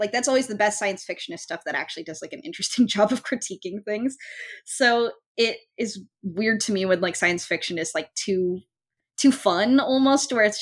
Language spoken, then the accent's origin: English; Folsom, California, United States; also born or lived in San Francisco; Folsom is my hometown